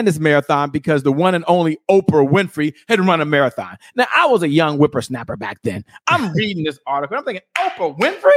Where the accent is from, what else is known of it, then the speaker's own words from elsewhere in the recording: Washington, District of Columbia, United States; I'm from Washington, D.C.